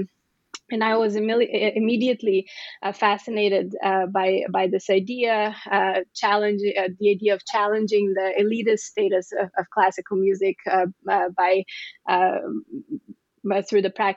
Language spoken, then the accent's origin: English; Bulgaria; I was born in Bulgaria